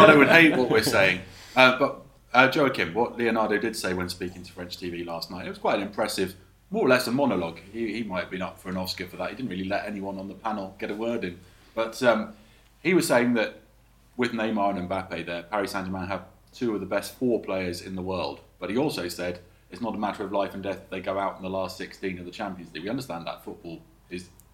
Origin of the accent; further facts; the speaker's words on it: England, United Kingdom; moved away as an adult; now in France; I was used to growing up in England